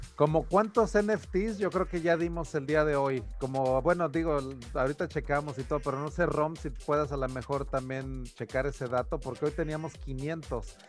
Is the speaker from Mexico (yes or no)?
yes; Taxco, Guerrero, Mexico; moved away; also born or lived in San Antonio, Texas; Tasco de donde soy